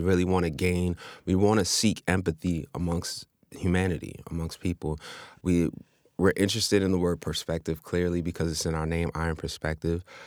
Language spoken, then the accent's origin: English; New York City, New York, United States; born and raised in Queens.